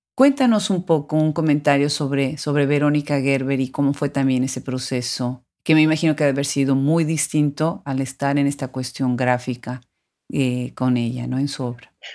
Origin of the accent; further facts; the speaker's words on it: Mexico; mexicana, como hispanoparlante, aunque también de nacionalidad americana